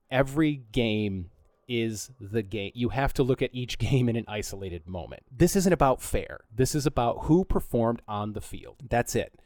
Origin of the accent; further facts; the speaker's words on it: Flint, Michigan, United States; moved away; also born or lived in Philadelphia, Pennsylvania; I was born and raised in Flint